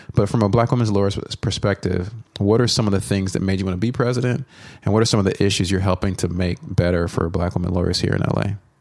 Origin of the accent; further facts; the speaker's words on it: Dallas, Texas, United States; I grew up in the Dallas area